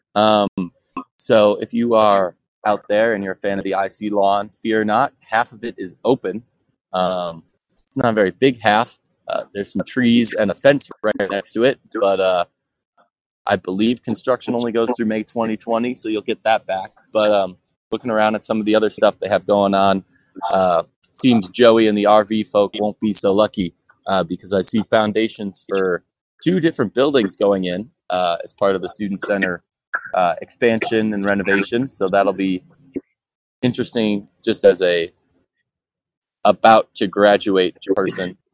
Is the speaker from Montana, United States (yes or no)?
no; Chicago, Illinois, United States; moved away; a formerly Chicago boy